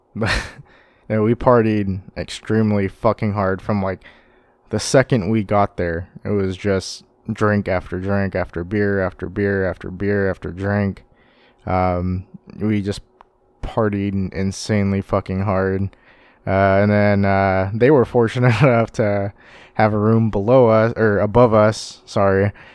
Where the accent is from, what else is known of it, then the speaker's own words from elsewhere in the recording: Sacramento, California, United States; growing up in the Sacramento music scene